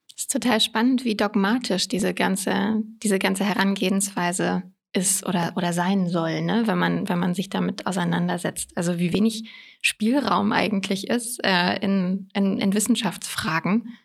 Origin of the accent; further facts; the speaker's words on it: Koblenz, Rhineland-Palatinate, Germany; moved away as an adult; also born or lived in London; now in Berlin, Germany; Ich bin ursprünglich geboren in Koblenz in Rheinland-Pfalz und bin dann zum Studieren nach Berlin gezogen